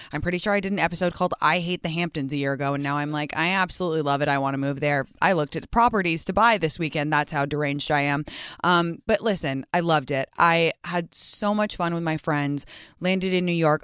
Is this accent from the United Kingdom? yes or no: yes; England, United Kingdom; moved away; I was raised in England